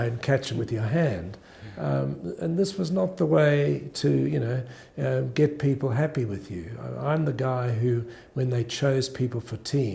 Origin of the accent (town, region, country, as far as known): Australia; born or raised there; also born or lived in South Africa